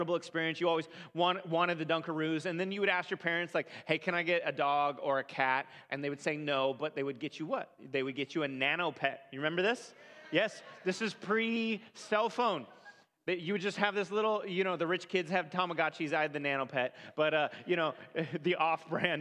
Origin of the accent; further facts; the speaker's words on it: California, United States; I grew up in California